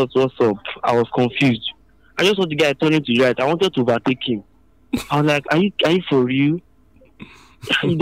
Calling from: Akure, Ondo, Nigeria; I'm calling from Akure

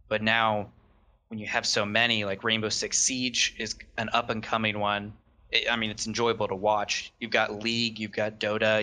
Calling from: Lawrence, Kansas, United States; I'm calling from Lawrence, Kansas, so the middle of nowhere

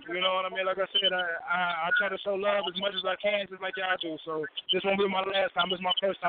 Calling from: Nashville, Tennessee, United States; Yeah, I'm calling from the Music City, you know what I'm saying, Nashville, Tennessee, 615.

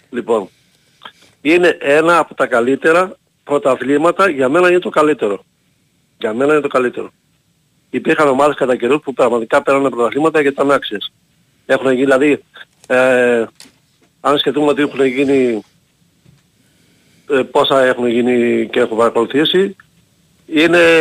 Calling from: Heraklion, Crete, Greece; από Ηράκλειο. Δεν βγαίνω πολύ συχνά.

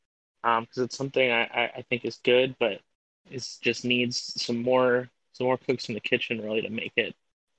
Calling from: Cleveland, Ohio, United States; calling in from Cleveland, Ohio.

